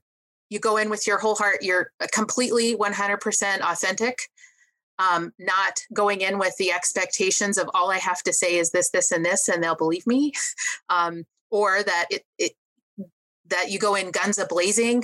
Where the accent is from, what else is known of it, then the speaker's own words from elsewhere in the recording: Montana, United States; I'm from Montana, a stone's throw from the Wyoming border